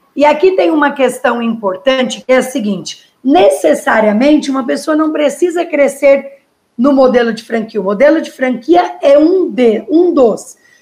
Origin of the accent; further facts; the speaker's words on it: Pitangueiras, São Paulo, Brazil; E eu sou de Pitangueiras, uma cidadezinha perto de São Paulo, né? Perto do, inter... do interior de São Paulo, perto de Ribeirão Preto